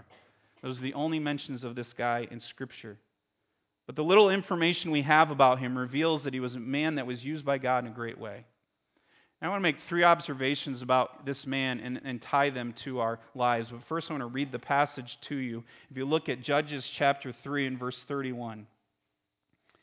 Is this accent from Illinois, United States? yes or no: no; Connecticut, United States; I grew up in Connecticut